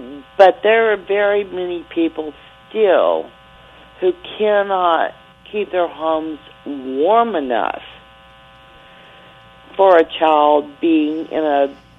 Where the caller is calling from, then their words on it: Mississippi, United States; I am calling from Mississippi.